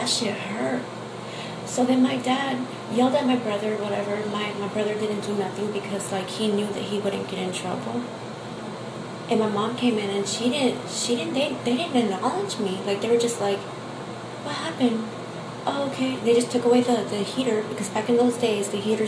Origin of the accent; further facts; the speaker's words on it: Texas, United States; I am from Texas